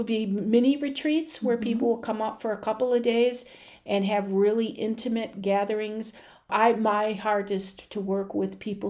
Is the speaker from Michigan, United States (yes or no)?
yes; Detroit, Michigan, United States; in Detroit. I don't know what a farm is.